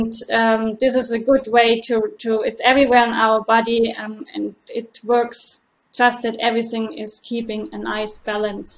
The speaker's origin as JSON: {"language": "English", "country": "Germany", "also_born_or_lived": "Mainz / Freiburg", "moved": "as an adult", "lives_now": "Dublin, Ireland", "said": "I'm originally from Germany"}